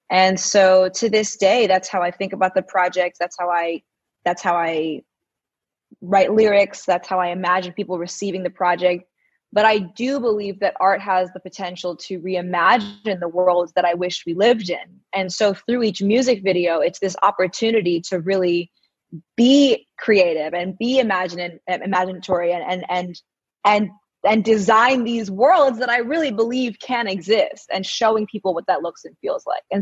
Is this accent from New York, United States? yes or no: yes; New York City, New York, United States; also born or lived in India; Um, I grew up here in Manhattan. I'm home uh, for the month, and so it's nice to kind of be back with family and I went to an all girls school and both in India and in, in New York